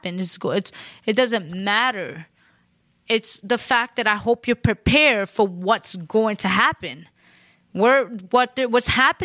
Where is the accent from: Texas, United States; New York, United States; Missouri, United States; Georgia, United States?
New York, United States; New York City; I'm Puerto Rican from the Bronx